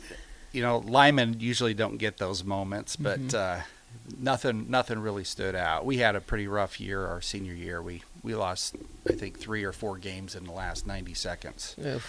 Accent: Jackson, Nebraska, United States; I grew up in Northeast Nebraska in a little town called Jackson. It's up in Dakota County. And Jackson, being a real small town, they don't have a high school. So I actually went to high school in Homer, Homer Knights.

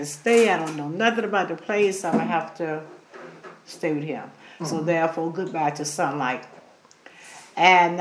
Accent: Jefferson County, Florida, United States; moved away as an adult; now in Hobe Sound, United States; I was born in Jefferson County, Florida

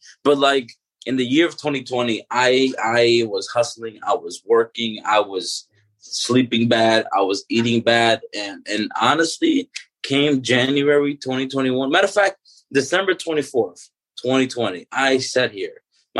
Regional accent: Dominican Republic; born there; I was born in the Dominican Republic and, you know, I saw what that was like and the disparities

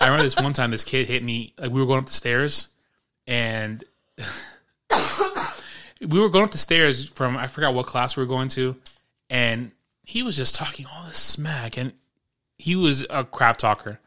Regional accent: New York City, New York, United States; I grew up in New York City

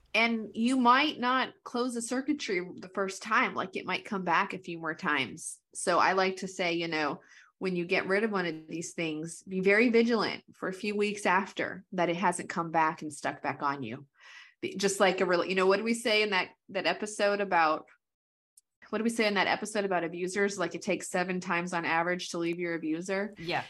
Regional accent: New Mexico, United States; I'm from New Mexico

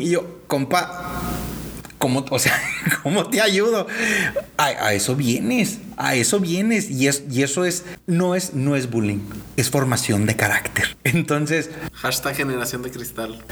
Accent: northern Mexico, Mexico; somos tres hermanos norteños

